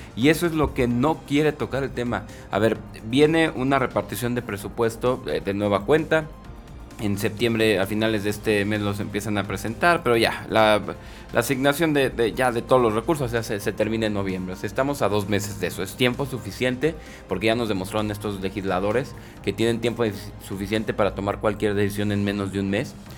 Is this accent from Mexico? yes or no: yes; Mexico